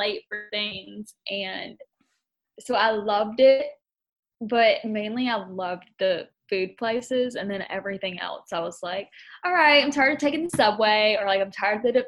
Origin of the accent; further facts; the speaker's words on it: North Carolina, United States; moved away as an adult; also born or lived in Virginia / California / Utah / New York City; now in Dallas, United States; I'm from North Carolina